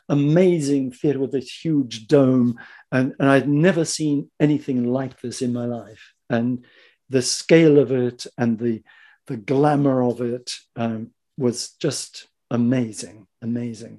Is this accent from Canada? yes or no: no; New Zealand; moved away as an adult; also born or lived in Japan; now in England, United Kingdom; I'm an actor from New Zealand.